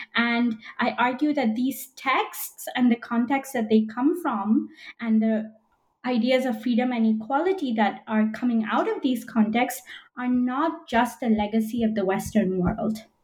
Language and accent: English; Belgium; moved away as an adult; also born or lived in United Kingdom / United States; now in Philadelphia, United States; I was born in Belgium and spent the first 18 years of my life there